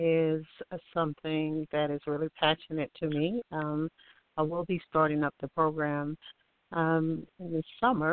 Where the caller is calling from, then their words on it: Alabama, United States; I'm calling from Alabama.